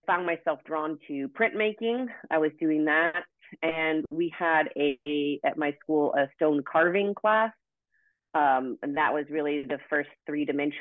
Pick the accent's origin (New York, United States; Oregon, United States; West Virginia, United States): Oregon, United States; also born or lived in Santa Barbara, California; now in Orange County, United States; I'm from Oregon originally